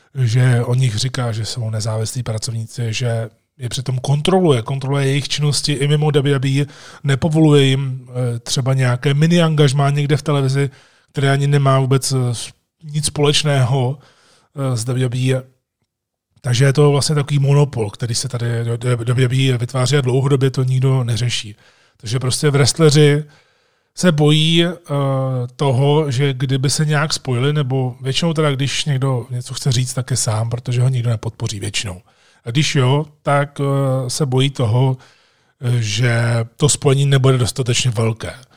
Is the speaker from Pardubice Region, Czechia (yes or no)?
no; Jičín, Hradec Králové Region, Czechia; moved away as an adult; also born or lived in Prague; jsem plynule přešel ze svého rodného města Vyčíně do Prahy